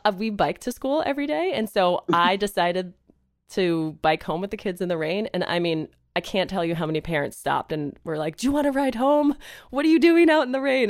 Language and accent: English; Northeast, United States; now in Los Angeles, United States; I grew up in the Northeast and playing in the snow for hours